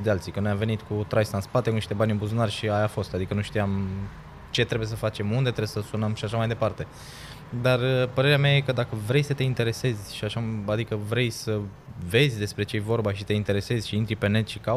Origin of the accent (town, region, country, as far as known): Timișoara, Timiș County, Romania